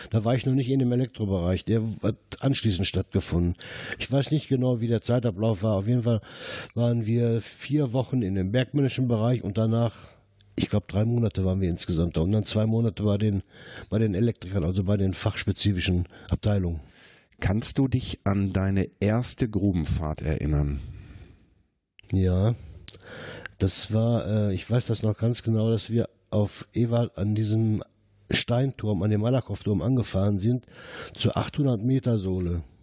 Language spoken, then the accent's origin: German; Herten, North Rhine-Westphalia, Germany; born there; Ich bin äh, 1952 hier in Herten geboren. Meine Eltern und Großeltern waren schon mit dem Bergbau verbunden